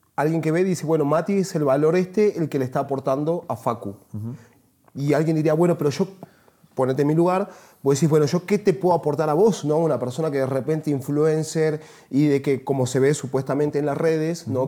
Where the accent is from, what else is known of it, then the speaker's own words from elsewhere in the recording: Salta, Argentina; moved away as an adult; Yo nací en Salta, que es una ciudad al norte de Argentina, pero a los 19 años me fui de ahí y jamás volví